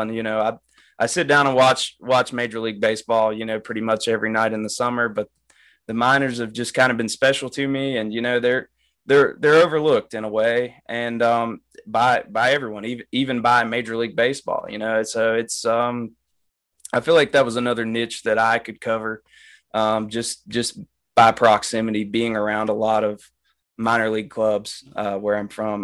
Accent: Appalachian Mountains, United States; I'm from the Appalachian Mountains

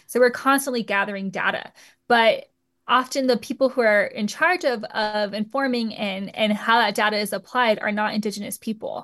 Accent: Southwest, United States; I grew up in the Southwest around a lot of, like, pub, um, Tehuantepec pueblos.

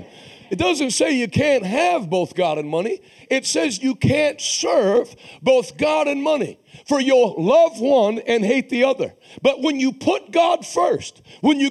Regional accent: Pittsburgh, Pennsylvania, United States; moved away; also born or lived in Massachusetts; I'm from Pittsburgh

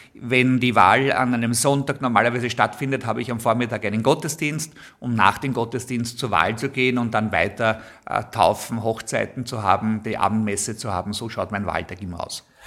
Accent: Vienna, Austria; Ich bin in Wien geboren, ich liebe Wien, ich darf im Zentrum der Stadt Wien heute leben und arbeiten

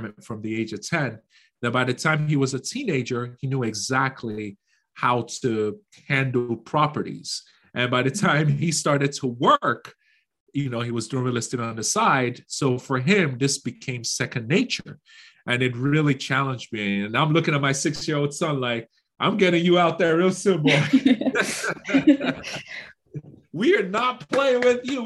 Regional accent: Nigeria; moved away; Growing up in Nigeria

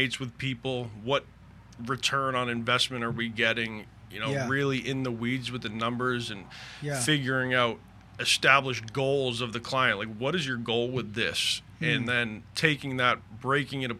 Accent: Boston, Massachusetts, United States; moved away as an adult; also born or lived in California / Colorado; now in Port St. Lucie, United States; I'm originally from Boston, lived there until I was about 27

